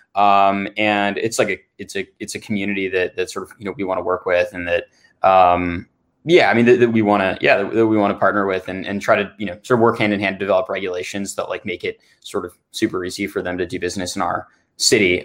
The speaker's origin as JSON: {"language": "English", "town": "Santa Barbara", "region": "California", "country": "United States", "tie": "born or raised there", "said": "I grew up in Santa Barbara"}